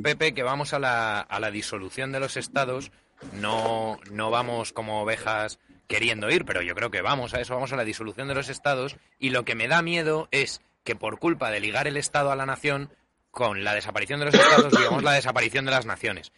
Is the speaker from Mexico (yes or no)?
no; Spain; yo siga siendo español